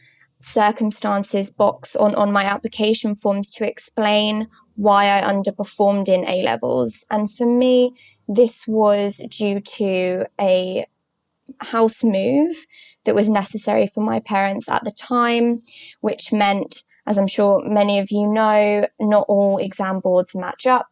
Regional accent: Croydon, London, United Kingdom; I was born and raised in Croydon, South London

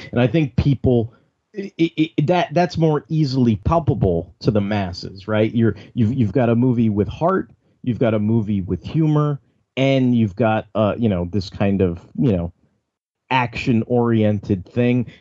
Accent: Alameda, California, United States; I grew up in Alameda

